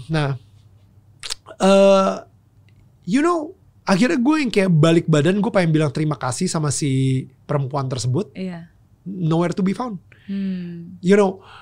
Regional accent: Jakarta, Indonesia; waktu kecil uh, gue tumbuh di Pluit ya itu iya. sebuah negara kecil di utara Jakarta

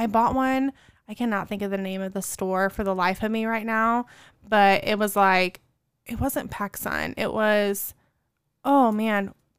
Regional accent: Southern Illinois, United States; moved away as an adult; also born or lived in New Jersey; growing up in Southern Illinois

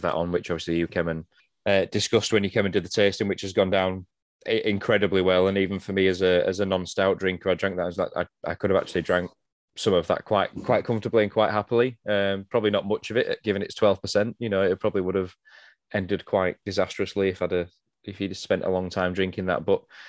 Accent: United Kingdom; It's either too cold, too hot, it's raining too much, it's too cloudy. It's just the joys of being British.

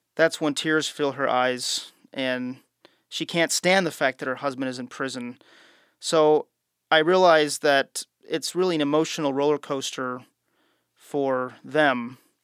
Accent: United States; as an American traveling

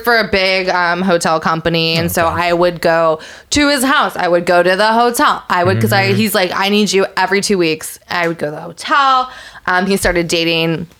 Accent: San Francisco, California, United States; moved away; also born or lived in Manhattan; I'm from San Francisco

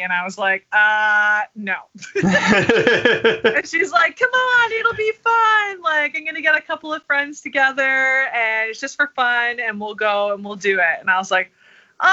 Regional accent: Ottawa, Ontario, Canada; I'm from Ottawa, Canada

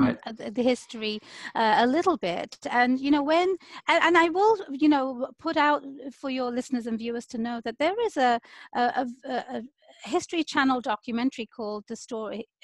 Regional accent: London, United Kingdom; moved away as an adult; now in Seattle, United States; I was born and raised in the UK, London

